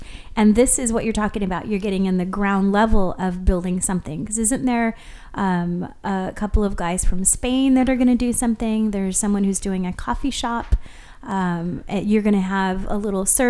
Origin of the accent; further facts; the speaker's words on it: Kona, Hawaii, United States; We come from Kona, where have a dump.